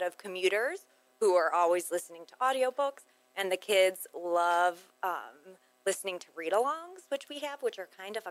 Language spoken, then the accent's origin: English; Ohio, United States; I'm from Ohio as well